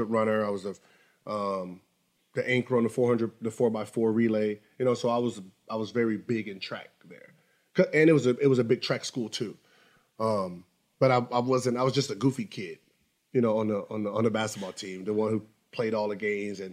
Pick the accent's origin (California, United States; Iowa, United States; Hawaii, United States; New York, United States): California, United States; Los Angeles; I'm from Sherman Oaks Valley, Van Nuys.